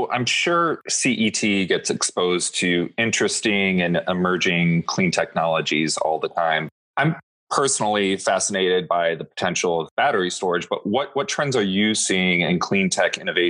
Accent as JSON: {"language": "English", "region": "Midwest", "country": "United States", "said": "I'm from the Midwest."}